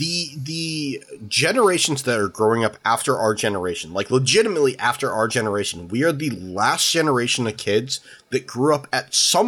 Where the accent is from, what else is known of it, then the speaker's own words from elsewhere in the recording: San Diego, California, United States; I grew up in San Diego. San Diego's fucking huge.